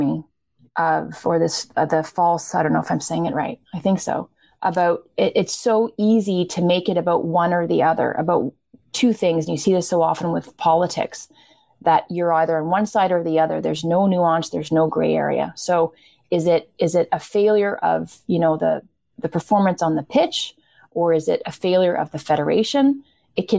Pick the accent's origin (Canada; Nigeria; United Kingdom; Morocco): Canada